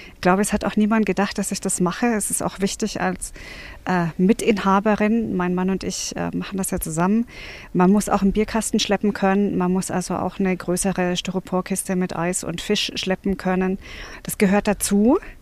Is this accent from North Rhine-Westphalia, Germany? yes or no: no; Bavaria, Germany; now in Brandenburg, Germany; Ich komme ja ursprünglich aus Bayern